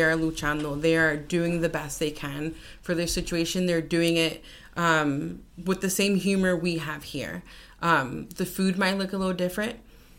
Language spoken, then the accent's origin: English; Hialeah, Florida, United States; growing up in Miami Lakes, Hialeah, and I go back to Cuba